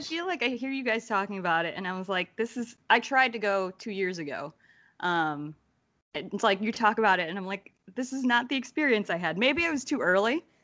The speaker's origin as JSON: {"language": "English", "region": "New Jersey", "country": "United States", "said": "I'm originally from Jersey"}